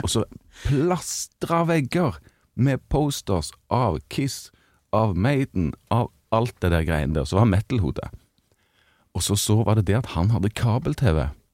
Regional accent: Stavanger, Rogaland, Norway; hadde vi hjemme i Stavanger stavanger Stavangerensemblet

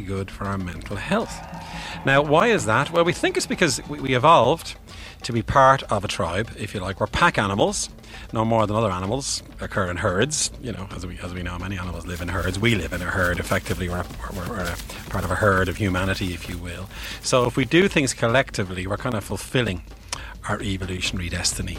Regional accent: Bray, Leinster, Ireland; I'm from Bray, County Wicklow

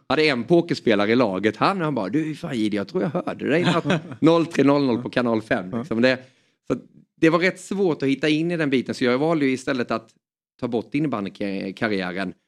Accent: Småland, Sweden; accent: Småland dialect; also born or lived in Hjärup, Skåne; vi flyttade därifrån när jag var bara några månader då så det står att jag är skåning men jag har ju småländskan

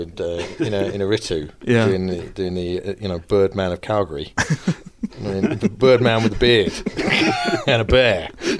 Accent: United Kingdom; Being a British actor

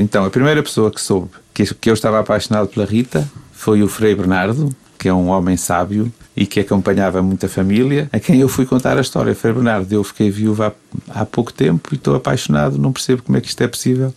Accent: Mozambique; also born or lived in England; now in Porto, Portugal; cresci em Moçambique e saí de lá na, numa altura, depois de 25 de Abril

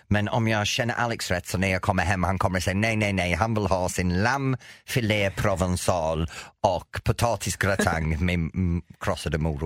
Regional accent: England, United Kingdom; Swedish is a second language; moved away as an adult; now in Sweden; sen jag flyttade från England i 83

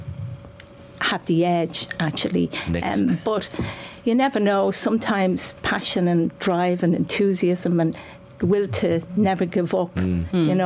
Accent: Dublin, Leinster, Ireland; I'm from Finglas

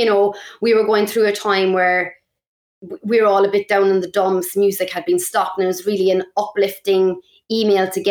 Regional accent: Ireland; moved away; also born or lived in England

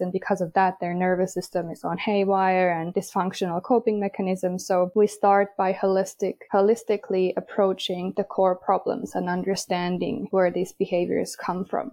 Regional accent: Finland; I am from Finland, even though I have a Swedish last name

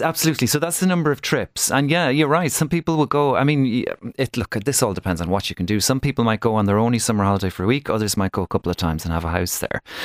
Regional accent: Ireland

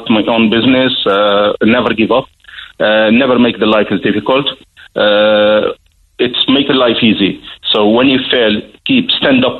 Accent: Tunisia; now in Ireland; I love my country, Tunisia

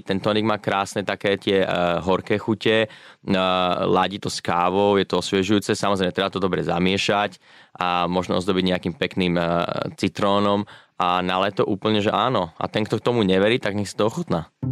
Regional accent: Slovakia; moved away as an adult; also born or lived in London, United Kingdom; now in Sydney, Australia

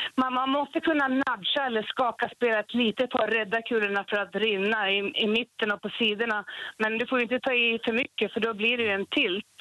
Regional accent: Gävle, Gävleborg County, Sweden; jag började spela 1989 hemma i Gävle på ett flippercafé

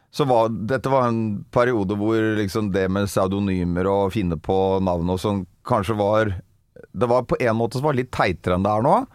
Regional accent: Bærum, Akershus, Norway; så er jeg fra Bærum, egentlig. Hosle i Bærum.

